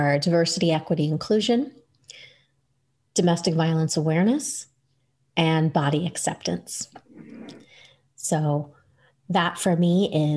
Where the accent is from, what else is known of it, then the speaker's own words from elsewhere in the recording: New York, United States; I grew up in New York